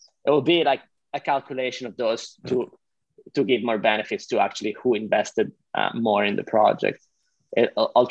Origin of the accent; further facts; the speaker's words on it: Switzerland; first language Italian; English is a second language; I'm Swiss Italian. So like part of my, like I speak Italian. That's my mother, that's my native language